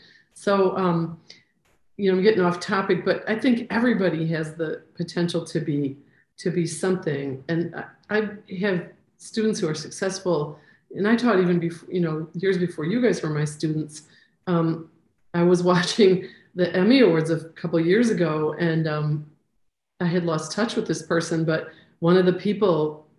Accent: Costa Rica; I'm from Costa Rica.

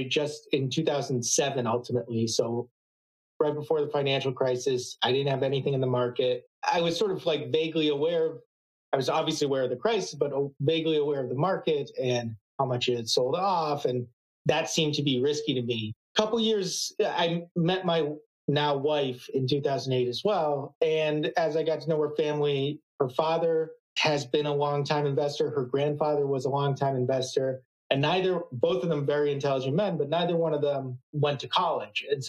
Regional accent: Boston, Massachusetts, United States; I grew up in the Boston area

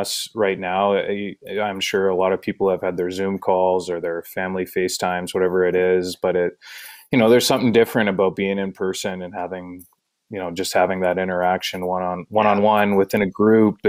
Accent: Manitoba, Canada; moved away; also born or lived in Ontario / Halifax; it reminded me a lot of home, right, being growing up in Manitoba

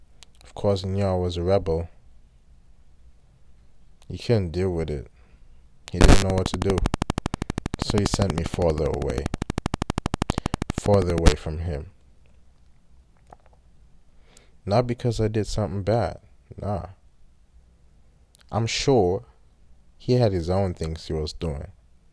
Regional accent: Wuppertal, North Rhine-Westphalia, Germany; So I was born in Germany, North Rhine-Westphalia, in a town called Wuppertal. I was raised by my mom.

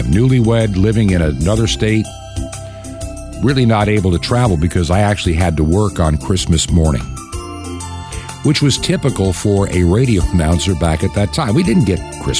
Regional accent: Long Island, New York, United States; growing up on Long Island in New York, I was not used to, shall we say, Southern gospel-style quartet music

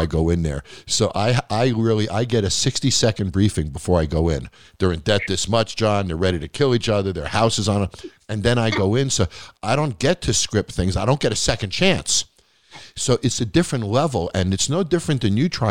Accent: Long Island, New York, United States; moved away as an adult; also born or lived in Manhattan; now in Nevada, United States; I grew up on Long Island. So throughout my whole childhood, we went to at least a show a month

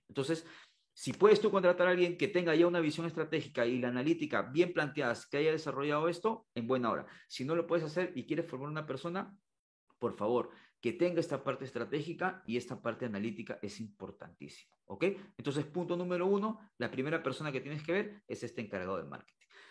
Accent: Peru; la, educación de, de mi país, en este caso de Perú

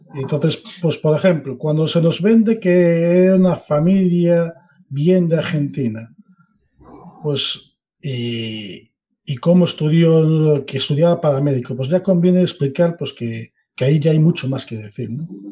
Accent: Spain; Como español de 44 años

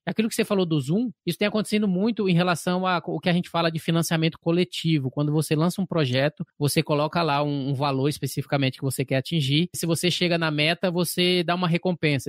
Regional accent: Bahia, Brazil; eu sou baiano, né, Bahia e tal, então onde eu nasci e cresci

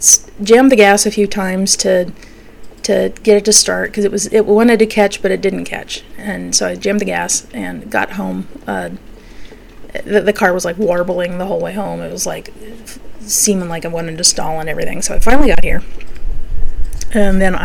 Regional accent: Pennsylvania Dutch territory, United States; I'm from Pennsylvania Dutch territory

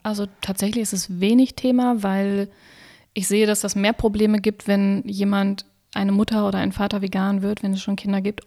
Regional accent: Wolfsburg, Lower Saxony, Germany; moved away as an adult; now in Berlin, Germany; in meiner Heimatstadt in Wolfsburg

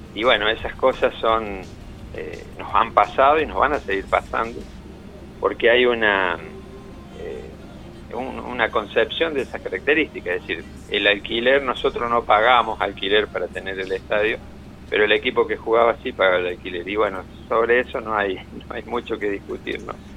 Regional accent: Córdoba, Argentina; yo soy de aquí de Córdoba

